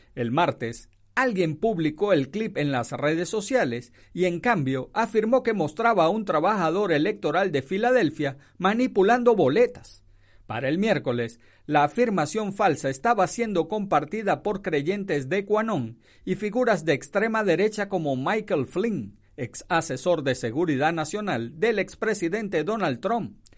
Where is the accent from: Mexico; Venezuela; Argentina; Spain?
Venezuela; moved away as an adult; also born or lived in Miami; now in Fort Morgan, United States; yo soy de Venezuela